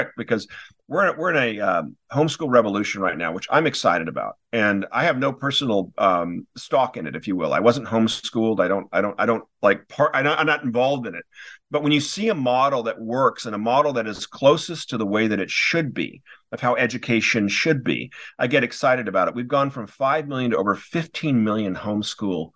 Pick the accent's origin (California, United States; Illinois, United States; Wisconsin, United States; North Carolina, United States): California, United States; Newport Beach; moved away as an adult; also born or lived in Wellesley, Massachusetts; I grew up in Newport Beach, California. I had a wonderful school, had a wonderful elementary school